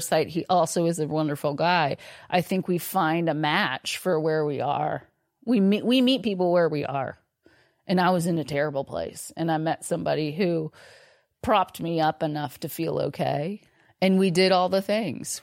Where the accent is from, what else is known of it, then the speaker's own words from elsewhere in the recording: Austin, Texas, United States; I grew up here in Austin